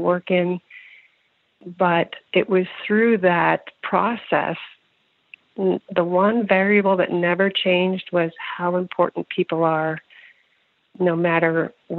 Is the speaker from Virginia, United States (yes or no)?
yes; Northern Virginia, United States; also born or lived in Pennsylvania; I grew up in Northern Virginia